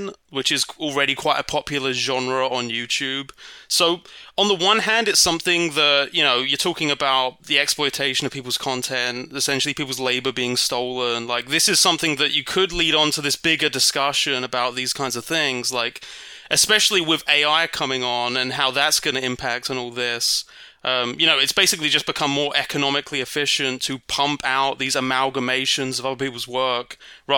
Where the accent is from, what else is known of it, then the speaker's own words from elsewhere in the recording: United Kingdom; moved away as an adult; also born or lived in Ohio, United States; I am British, as you may have noticed, but please don't hold that against me because by marriage, I'm also American